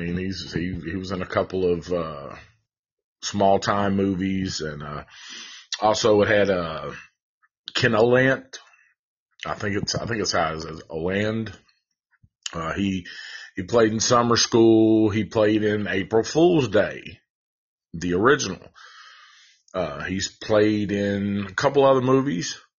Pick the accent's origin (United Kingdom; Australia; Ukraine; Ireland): Ireland; uh, not just because I'm Irish, but I love the movie.